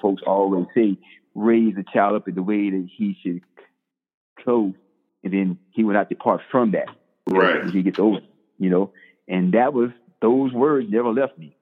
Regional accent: Bladenboro, North Carolina, United States; moved away; I'm originally from Bladenboro, North Carolina, one small, uh, one stop light town in North Carolina

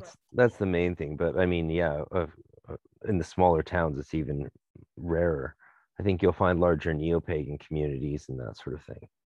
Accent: North Vancouver, British Columbia, Canada; I'm from North Vancouver

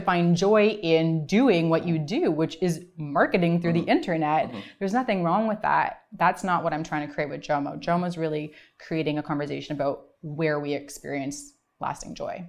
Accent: Vancouver, British Columbia, Canada; also born or lived in Toronto; I am from Vancouver

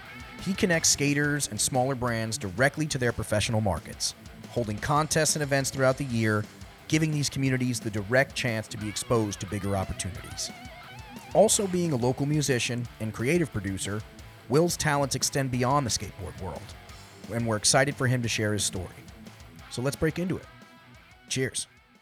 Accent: New York, United States; That's kind of like how we were raised out here in the East End community.

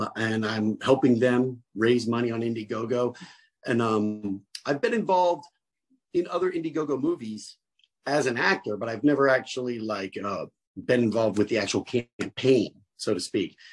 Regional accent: New Jersey, United States; I'm from Jersey

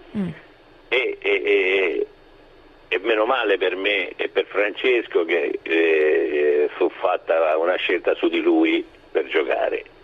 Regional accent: Rome, Lazio, Italy; now in Ascoli Piceno, Italy; essendo romano, romano di Trastevere, eh, ho lasciato Roma per per Ascoli

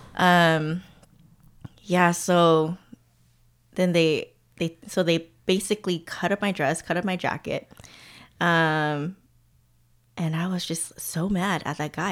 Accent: Alhambra, California, United States; moved away as an adult; also born or lived in Massachusetts; now in Oakland, United States; growing up in Alhambra

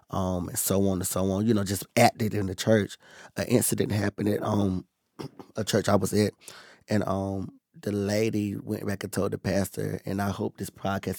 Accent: Bethel, North Carolina, United States; So I'm from Bethel, North Carolina. {S1} Mm-hmm. {S0} That's where I was born and raised.

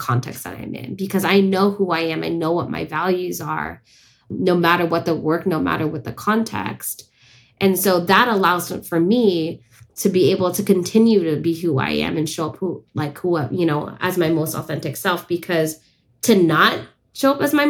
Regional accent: San Francisco, California, United States; I was born and raised in San Francisco, which is unceded Ohlone land

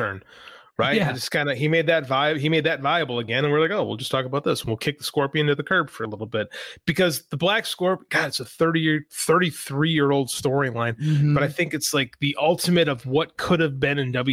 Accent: United States; I'm from America

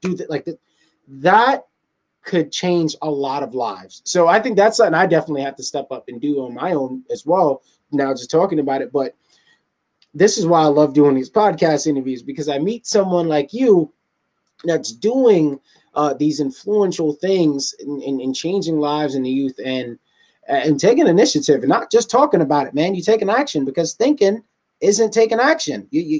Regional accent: New York City, New York, United States; I'm from Southside Jamaica, Queens.

